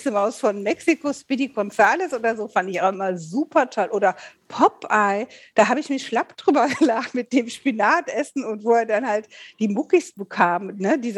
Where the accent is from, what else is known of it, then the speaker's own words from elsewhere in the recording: Rhineland, Germany; weil ich komme ja aus dem Rheinland und ich habe immer so ein Problem, wenn ich mich nicht konzentriere, kann ich halt SCH und CH unheimlich schlecht aussprechen.